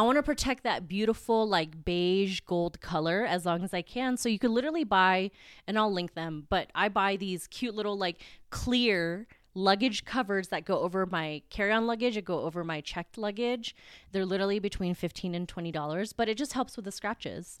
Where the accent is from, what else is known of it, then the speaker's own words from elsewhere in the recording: Philippines; I'm Filipino, very proud